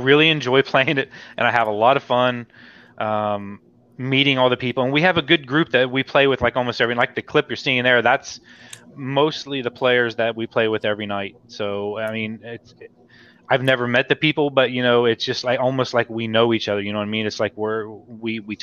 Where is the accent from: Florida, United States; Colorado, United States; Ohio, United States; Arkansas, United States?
Ohio, United States; I'm from Ohio